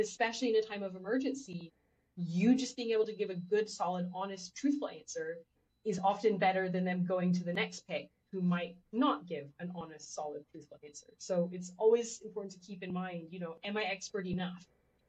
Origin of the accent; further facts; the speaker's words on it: Texas, United States; Well, so I grew up partially in Texas, as some people may know